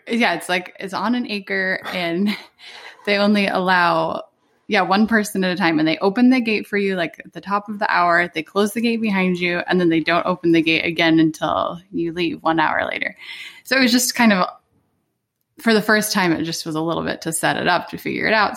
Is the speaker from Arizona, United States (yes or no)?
yes; Arizona, United States; moved away as an adult; now in Hawaii, United States; we moved here in December from Arizona, where Arizona is where I had lived my whole life